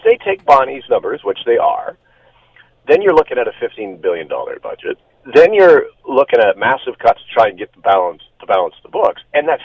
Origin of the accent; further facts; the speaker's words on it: Burlington, Ontario, Canada; I grew up in Burlington